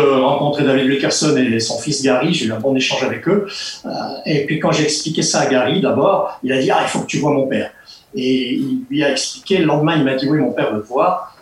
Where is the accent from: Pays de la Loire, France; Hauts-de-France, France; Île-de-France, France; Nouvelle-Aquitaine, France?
Hauts-de-France, France; Ch'ti; moved away as an adult; now in Switzerland